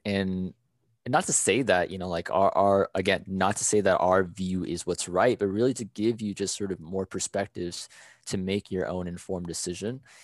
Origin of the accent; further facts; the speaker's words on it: United States; I am Thai American.